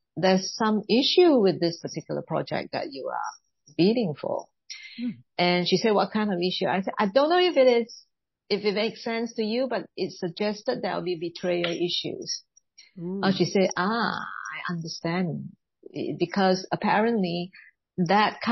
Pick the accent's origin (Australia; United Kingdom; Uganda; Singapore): Singapore; being Chinese origin, I was born in Singapore